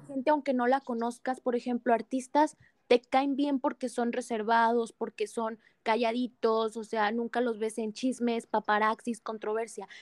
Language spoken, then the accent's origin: Spanish; Mexico; nos representa como mexicanos